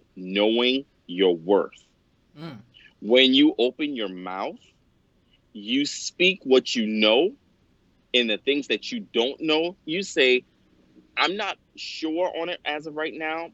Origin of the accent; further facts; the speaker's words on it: Johns Island, South Carolina, United States; I'm from Johns Island, South Carolina, by the way, of Charleston